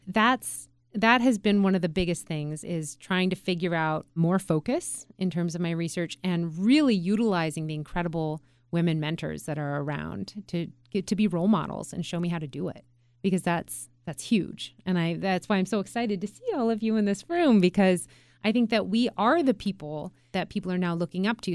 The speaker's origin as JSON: {"language": "English", "town": "Juneau", "region": "Alaska", "country": "United States", "tie": "born or raised there", "said": "I was born and raised in Alaska, and I was born and raised in a town that had no roads out. So the only way that you could get to Juneau"}